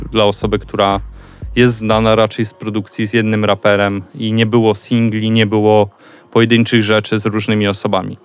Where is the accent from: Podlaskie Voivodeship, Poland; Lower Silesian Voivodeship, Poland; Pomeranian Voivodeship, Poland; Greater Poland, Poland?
Podlaskie Voivodeship, Poland; Suwałki; moved away as an adult; urodziłem się, myślę, w Suwałkach, a nie nigdzie indziej